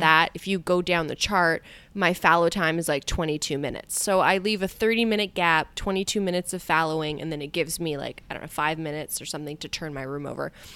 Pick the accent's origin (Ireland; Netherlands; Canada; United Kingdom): Canada; I feel like I'm a Canadian here